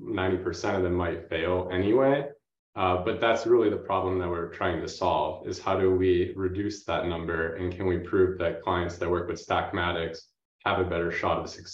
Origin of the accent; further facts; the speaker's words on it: Boston, Massachusetts, United States; I grew up in the Boston area